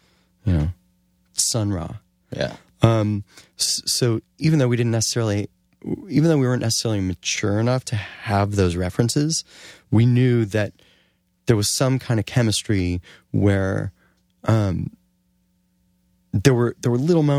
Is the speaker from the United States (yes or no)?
yes; Cleveland, Ohio, United States; Growing up in Cleveland, and I think you'll vouch for this, we took what we could get.